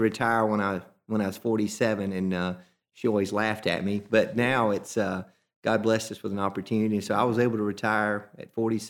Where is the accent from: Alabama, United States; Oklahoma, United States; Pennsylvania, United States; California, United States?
Alabama, United States; Welty; Went to Welty school. It wasn't a K at that time. K through nine. It was a 1 through 9. I went to 9 years at Welty. Then graduated from Welty, went to Holly Pond